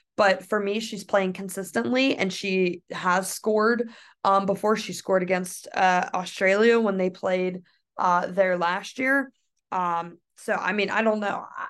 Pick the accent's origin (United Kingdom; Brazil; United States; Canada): United States; I am from the United States